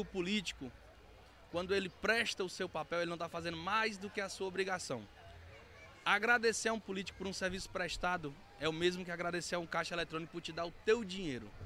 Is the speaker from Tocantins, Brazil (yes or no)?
yes; Araguaína, Tocantins, Brazil; sou natural de Araguaína, mas hoje estou prefeito em Araguanã